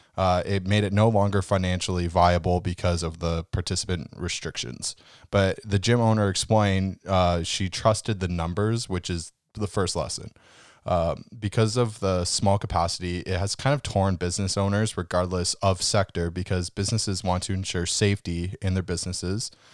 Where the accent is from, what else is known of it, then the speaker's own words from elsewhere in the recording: Canada; we're Canadian